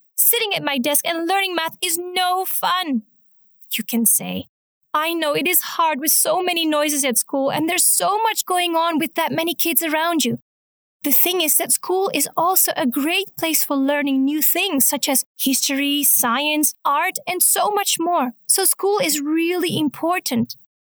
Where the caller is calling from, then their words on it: Munich, Bavaria, Germany; I'm calling from Munich, Germany